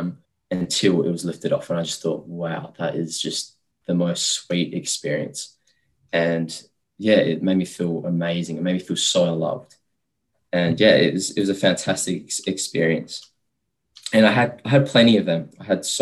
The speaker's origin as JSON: {"language": "English", "country": "Australia", "said": "I'm Australian. Like, it's just easy for me because, you know, I'm a local."}